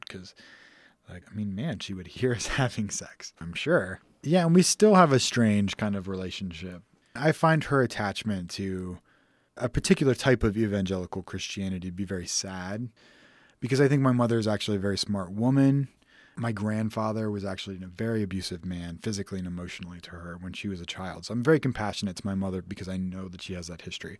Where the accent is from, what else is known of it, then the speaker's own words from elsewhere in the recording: a suburb outside of Houston, Texas, United States; I grew up in Texas, in a suburb outside of Houston.